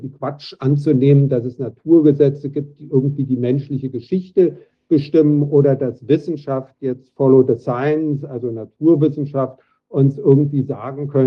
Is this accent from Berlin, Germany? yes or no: yes; Berlin, Germany; moved away as an adult; now in Lausanne, Switzerland; ich bin 1966 in Berlin-West geboren, also das passt zu dem, was eben war, man muss über 50 sein, das bin ich auch